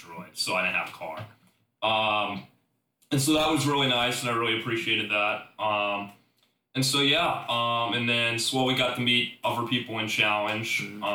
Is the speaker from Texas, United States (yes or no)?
no; Overland Park, Kansas, United States; also born or lived in Iowa; I'm originally from Overland Park, Kansas